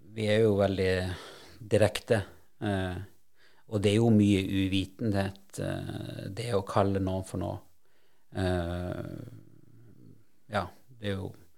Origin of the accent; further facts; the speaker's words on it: Alta, Finnmark, Norway; moved away; also born or lived in Sandnes; jeg kommer jo fra Bosekopp det er jo Bull som er moderklubben min